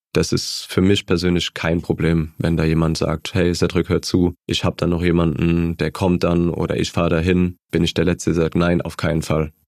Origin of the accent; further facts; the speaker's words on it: Mannheim, Baden-Württemberg, Germany; die Gartenstadt, das war mein Verein, meine Heimat, da habe ich Kicken gelernt mit meinen Freunden